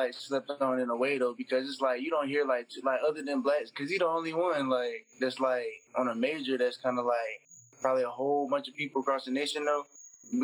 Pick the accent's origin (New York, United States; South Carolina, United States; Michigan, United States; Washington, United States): South Carolina, United States; Columbia; I'm from Columbia.